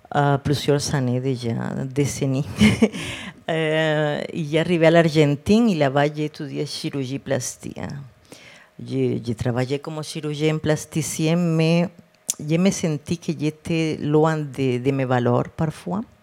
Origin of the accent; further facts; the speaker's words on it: Cartagena, Bolívar, Colombia; French is a second language; moved away as an adult; now in Quebec, Canada; j'ai grandi en Colombie, eh, dans une ville près de la mer, Cartagène